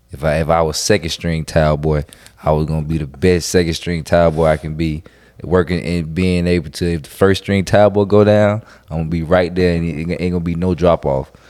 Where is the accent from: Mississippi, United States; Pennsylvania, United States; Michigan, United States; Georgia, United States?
Mississippi, United States; because I'm from Mississippi and I went to New York City